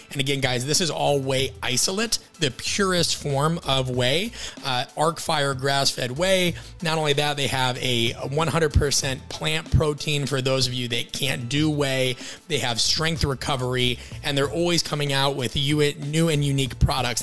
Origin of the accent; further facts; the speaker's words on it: Midwest, United States; I'm from the Midwest West.